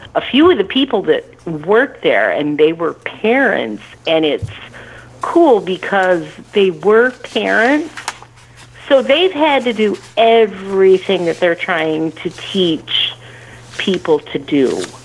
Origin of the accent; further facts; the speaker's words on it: Michigan, United States; I'm from Michigan, same state Miss Betsy is